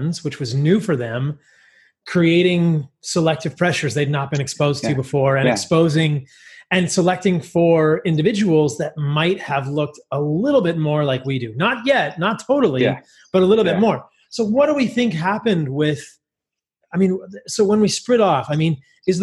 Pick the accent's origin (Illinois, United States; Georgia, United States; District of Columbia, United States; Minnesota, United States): District of Columbia, United States; Washington; growing up in Washington, D.C. at National Geographic as a kid